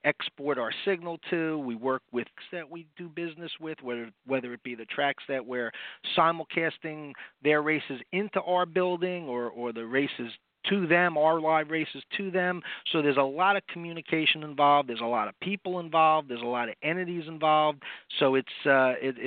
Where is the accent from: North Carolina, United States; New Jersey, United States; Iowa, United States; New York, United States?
New Jersey, United States; a Jersey guy actually, growing up in New Jersey